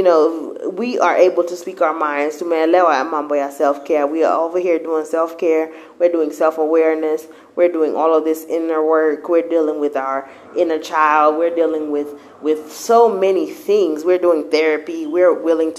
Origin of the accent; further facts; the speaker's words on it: Kenya; now in United States; we went to church in Kenya a bit.